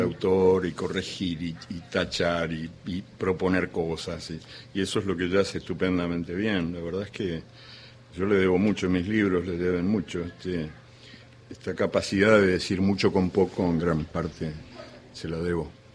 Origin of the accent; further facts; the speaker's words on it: Uruguay; also born or lived in Argentina; yo soy uruguayo y argentino también